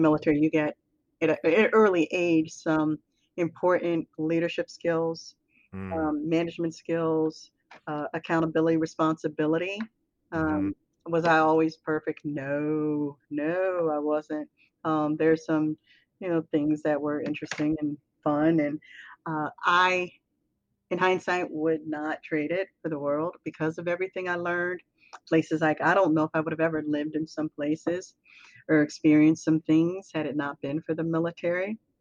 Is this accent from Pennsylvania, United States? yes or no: yes; Philadelphia, Pennsylvania, United States; moved away as an adult; I grew up in Philly